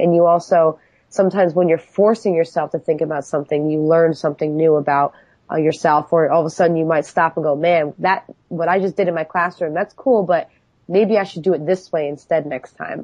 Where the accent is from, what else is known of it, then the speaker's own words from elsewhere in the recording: New York, United States; now in Philadelphia, United States; I was I was originally from New York